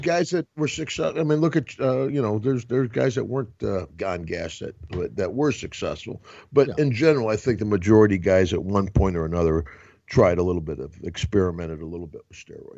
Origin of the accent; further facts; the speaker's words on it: Glens Falls, New York, United States; I was right here in Albany, New York, you know, 60 miles from my hometown